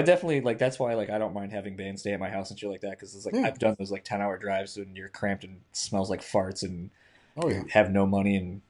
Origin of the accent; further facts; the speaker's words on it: Michigan, United States; we're from Michigan.